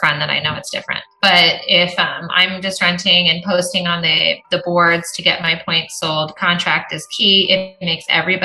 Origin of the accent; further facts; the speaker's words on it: Arizona, United States; I'm from Arizona